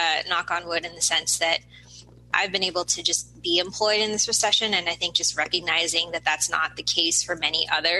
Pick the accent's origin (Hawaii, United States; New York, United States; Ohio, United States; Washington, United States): Washington, United States; Seattle; I was born and raised here in the Seattle area